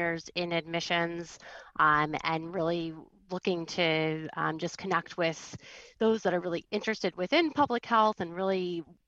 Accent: East Coast, United States; I grew up in the East Coast

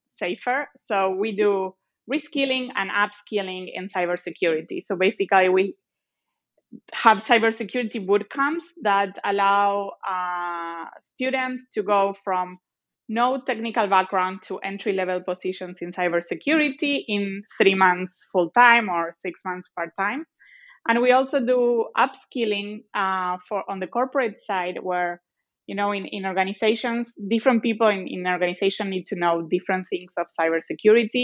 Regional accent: Argentina; English is a second language; moved away as an adult; also born or lived in Boston / Singapore / San Francisco; now in Tel Aviv, Israel; I am, as you may be able to notice from my accent, I'm originally from Argentina

